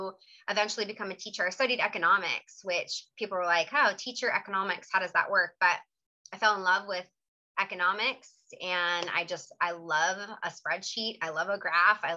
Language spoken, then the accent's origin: English; Ventura County, California, United States; moved away as an adult; also born or lived in San Diego / South Korea; I was from Ventura County, which is about 3 hours north